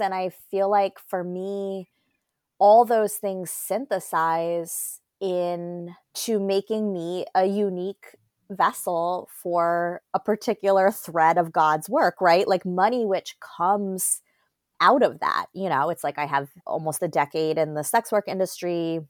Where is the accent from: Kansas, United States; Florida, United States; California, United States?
Florida, United States; Fort Lauderdale; moved away as an adult; also born or lived in Atlanta / Oakland; I grew up in Fort Lauderdale, Florida